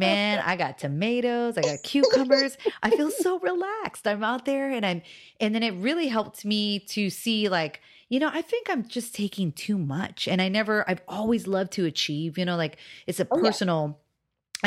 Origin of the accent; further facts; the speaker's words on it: Hawaii, United States; moved away; I'm from Hawaii